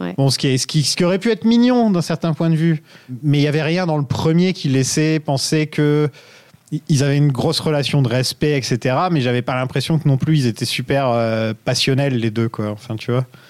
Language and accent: French; France; je suis un vrai français